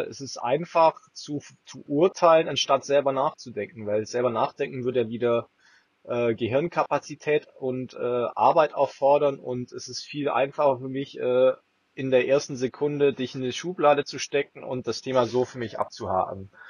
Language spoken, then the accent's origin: German; Swabia, Germany; wenn du aus dem tiefsten München oder tiefsten bayerischen Dorf oder schwäbischen Dorf, wo ich herkomme, dann mal nach Berlin gehst